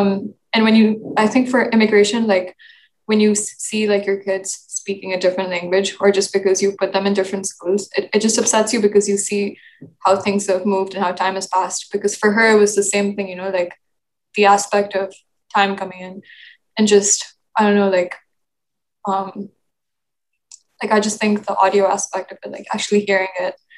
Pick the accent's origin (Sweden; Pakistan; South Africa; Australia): Pakistan; moved away; I grew up in Pakistan. It's not like I grew up somewhere else.